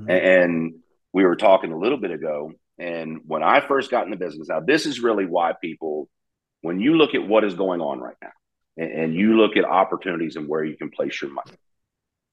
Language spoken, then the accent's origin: English; Dallas, Texas, United States; also born or lived in Beaumont, Texas; now in Bowling Green, United States; I was born in Beaumont, Texas, grew up in Dallas